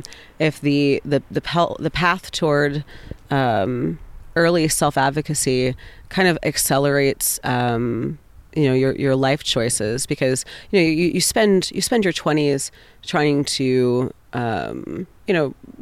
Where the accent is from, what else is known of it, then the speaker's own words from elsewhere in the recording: Texas, United States; born there; also born or lived in Carolinas / Deep South; I grew up all over the place. I was originally born in Texas, but I grew up, lived in 13 states before I moved out of the Carolinas, mostly like in the deep South, and in like the Eastern Seaboard.